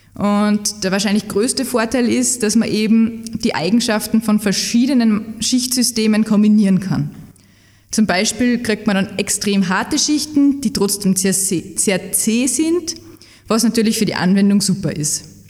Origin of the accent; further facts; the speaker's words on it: Salzburg, Austria; moved away as an adult; now in Leoben, Austria; Ich komme ursprünglich aus Salzburg